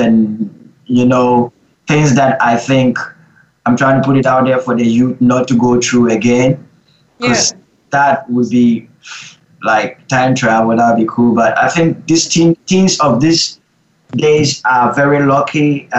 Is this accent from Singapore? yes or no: no; Vancouver, British Columbia, Canada; As I'm growing up in Vancouver, I think Vancouver is a bit laid back